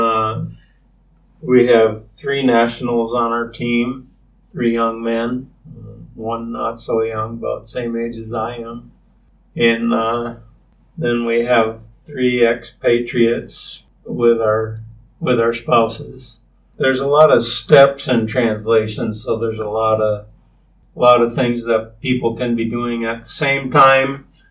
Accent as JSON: {"language": "English", "town": "Rochester", "region": "Minnesota", "country": "United States", "tie": "born or raised there", "also_born_or_lived": "Madison, Wisconsin / Michigan", "moved": "as an adult", "said": "We moved to Minnesota when I was 10 from Madison to Rochester, Minnesota, and then I lived there for 10 years"}